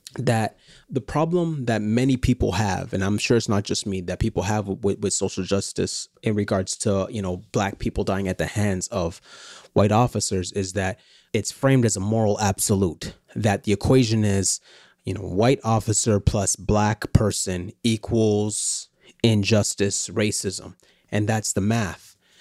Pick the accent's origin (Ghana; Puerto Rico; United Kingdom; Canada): Canada; as a Canadian